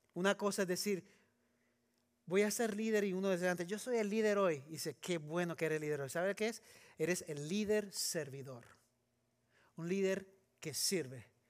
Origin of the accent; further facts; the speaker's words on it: Puerto Rico; moved away as an adult; also born or lived in Trujillo Alto, Puerto Rico / California; now in Texas, United States; Yo crecí en Puerto Rico